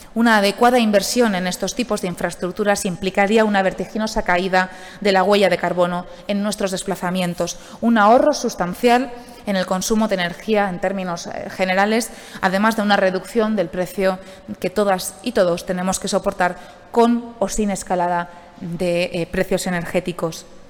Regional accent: Alicante, Valencian Community, Spain; como alicantina

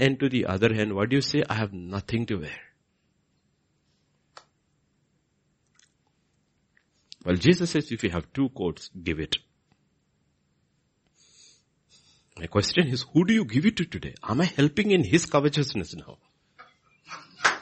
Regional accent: Kerala, India; I grew up in Kerala

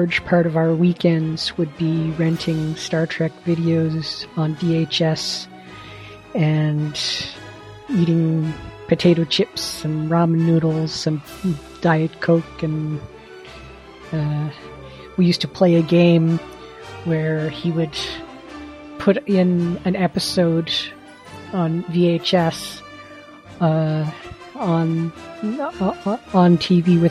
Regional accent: Canada; I am from Canada

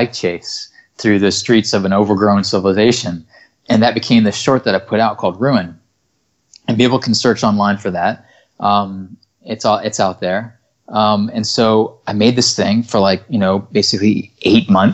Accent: Florida, United States; when I was growing up in Florida, I grew up in a really small town

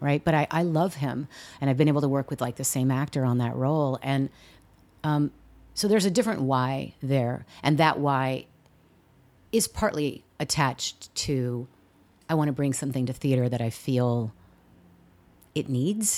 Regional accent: San Diego, California, United States; moved away as an adult; also born or lived in Seattle; now in New York, United States; having grown up in California

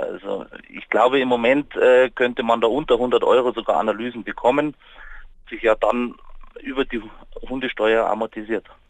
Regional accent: Munich, Bavaria, Germany; bei uns in München

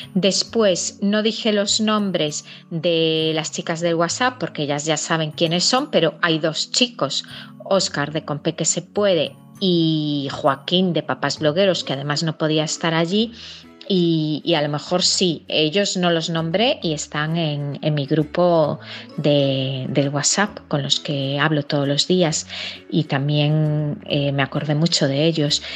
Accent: Galicia, Spain; mi comunidad Galicia

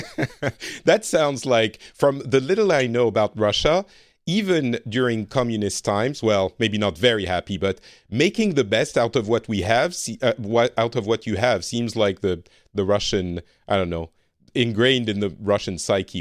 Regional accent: France; now in Finland; I am from France originally, but I currently live in Finland

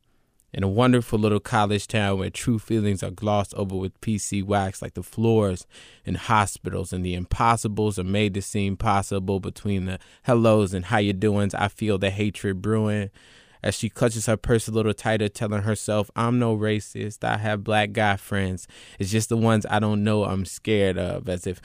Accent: Chapel Hill, North Carolina, United States; I'm from Chapel Hill, North Carolina, as I said

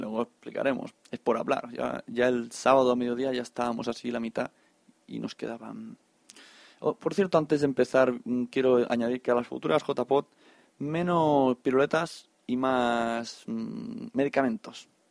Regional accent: Catalonia, Spain; buenos catalanes

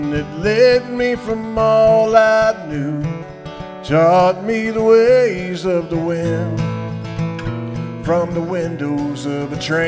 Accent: United States; I'm American

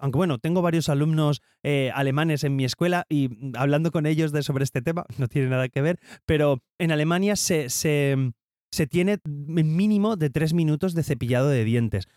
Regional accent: Valencia, Valencian Community, Spain; soy de Valencia

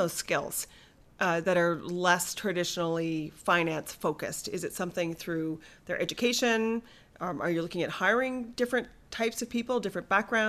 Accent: Nova Scotia, Canada; We're from Nova Scotia

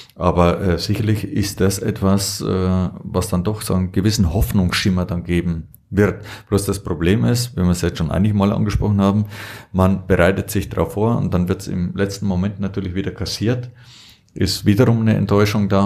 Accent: Allgäu, Germany; hier nur bei uns im Allgäu

